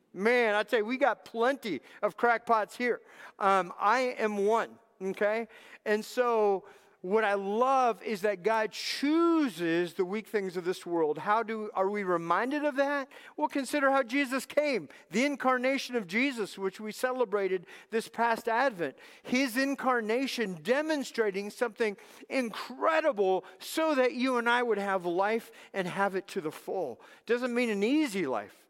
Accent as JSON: {"language": "English", "region": "Southern California", "country": "United States", "tie": "born or raised there", "also_born_or_lived": "Texas", "moved": "yes", "said": "I was raised in Southern California."}